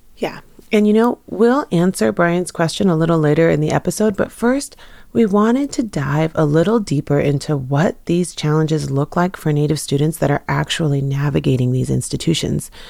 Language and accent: English; Swinomish and Tulalip tribes, Washington, United States; I'm from the Swinomish and Tulalip tribes.